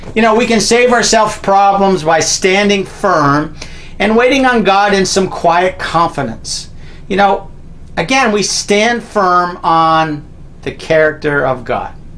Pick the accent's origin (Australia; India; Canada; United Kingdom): Canada; I'm a Canadian